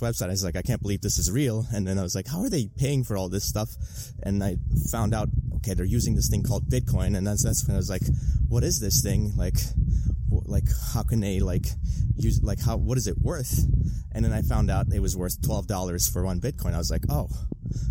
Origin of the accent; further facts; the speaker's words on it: Armenia; now in Toronto, Canada; immigrants, like from like myself. Obviously, I'm from Armenia originally